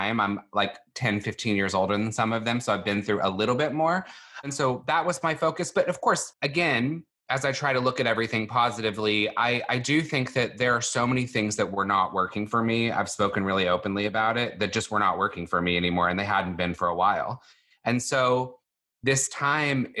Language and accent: English; Longview, Texas, United States; moved away; I grew up in Longview, Texas, which is a town in East Texas